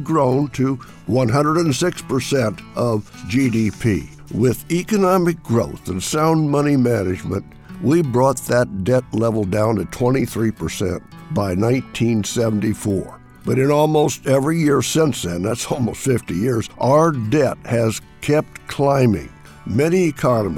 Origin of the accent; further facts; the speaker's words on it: Illinois, United States; now in Washington, United States; my farm state of Illinois